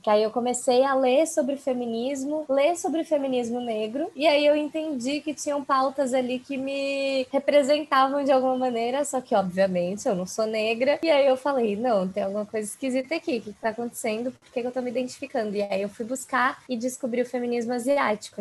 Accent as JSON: {"language": "Portuguese", "region": "São Paulo", "country": "Brazil", "tie": "born or raised there", "said": "eu sou de São Paulo e São Paulo é uma cidade que tem muita, muita, muitas pessoas de descendência asiática, então já é uma cidade que eu não tô completamente sozinha ali. Uhum, uhum. É, e eu cresci ali no bairro da Aclimação"}